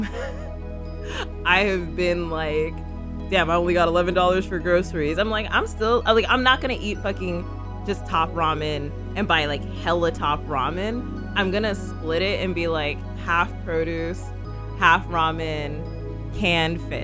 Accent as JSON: {"language": "English", "town": "Phoenix", "region": "Arizona", "country": "United States", "tie": "born or raised there", "said": "I was actually raised in a conservative state. I'm from Phoenix, y'all. Phoenix, Arizona."}